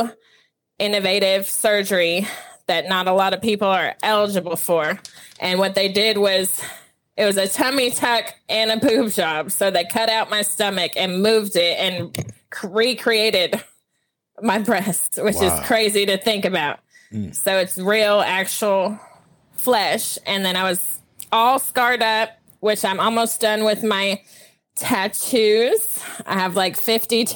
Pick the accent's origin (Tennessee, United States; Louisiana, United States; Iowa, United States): Tennessee, United States; Franklin; also born or lived in Flint, Michigan; Yes, I was born in Flint, Michigan. I moved to Franklin, Tennessee when I was 5. My dad worked for Saturn, so that's why we moved here. So I grew up in Franklin